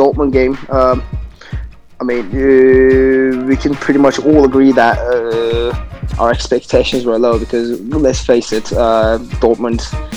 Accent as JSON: {"language": "English", "country": "United Kingdom", "said": "I'm British"}